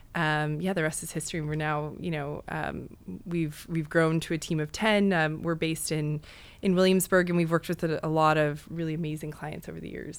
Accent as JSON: {"language": "English", "region": "Western Canada", "country": "Canada", "moved": "as an adult", "lives_now": "New York, United States", "said": "I'm actually from Western Canada"}